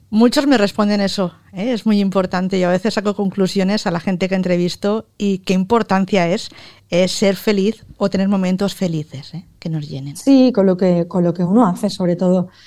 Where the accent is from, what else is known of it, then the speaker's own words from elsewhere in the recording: Valencia, Valencian Community, Spain; En Valencia, en septiembre.